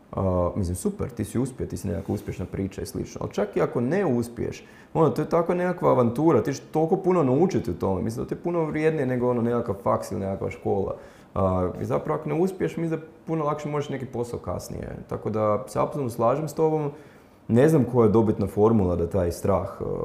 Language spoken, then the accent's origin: Croatian; Zagreb, City of Zagreb, Croatia; ja sam tu iz Zagreba, ono, živio sam sa roditeljima